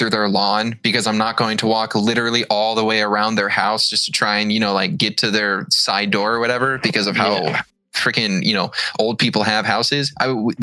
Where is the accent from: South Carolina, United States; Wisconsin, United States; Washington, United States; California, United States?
Washington, United States; Seattle; I am from the Seattle area.